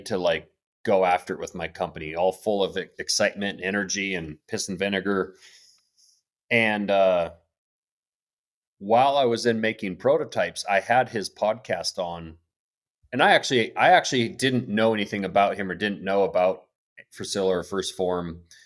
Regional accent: Blackfoot River Valley, Montana, United States; I grew up in the Black Foot River Valley, uh, fished on the Black Foot River

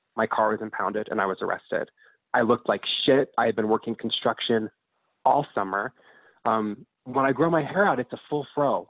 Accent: Utah, United States; growing up in Utah was such a clusterfuck

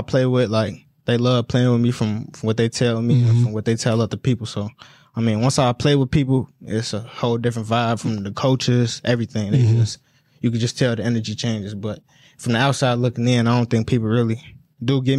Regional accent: Chicago, Illinois, United States; I was from Chicago

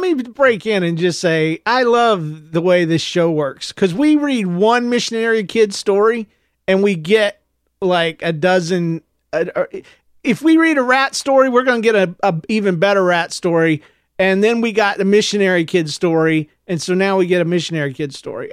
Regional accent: Florida, United States; I'm from Florida

